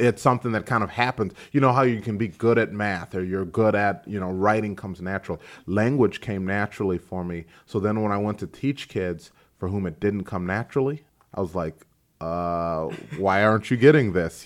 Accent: DeKalb, United States; I'm from DeKalb.

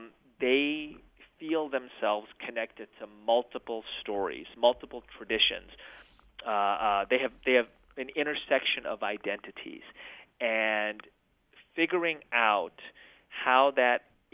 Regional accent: United States; I'd go to a different circle and say everybody wanted to ignore me being Muslim, but they embraced me being American.

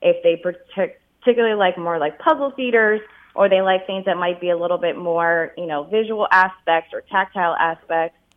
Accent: Pennsylvania, United States; Again, I'm also from the Lehigh Valley.

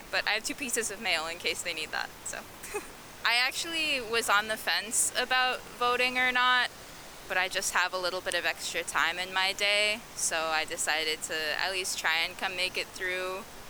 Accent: Mililani, Hawaii, United States; also born or lived in Kalihi Kai, Honolulu; now in Honolulu, United States; I'm from Mililani originally, but I live in Kalihikai.

